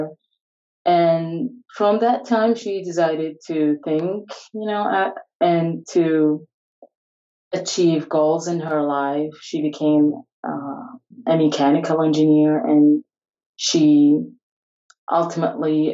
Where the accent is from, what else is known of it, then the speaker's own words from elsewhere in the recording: Iraq; I'm from Iraq. So I brought up in a family